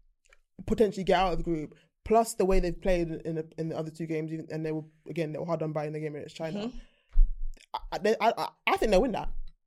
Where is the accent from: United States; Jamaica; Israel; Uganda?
Jamaica; I'm a Jamaican.